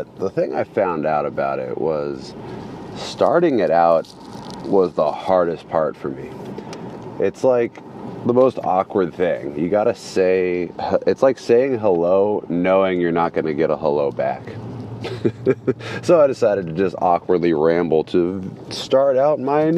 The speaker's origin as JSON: {"language": "English", "town": "Sacramento", "region": "California", "country": "United States", "said": "I'm from Sacramento, California"}